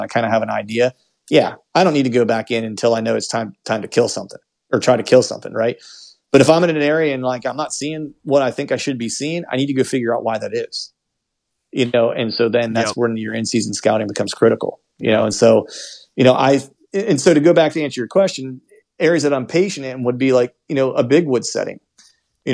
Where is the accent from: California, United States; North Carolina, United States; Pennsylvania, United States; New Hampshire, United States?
Pennsylvania, United States; I'm from Pennsylvania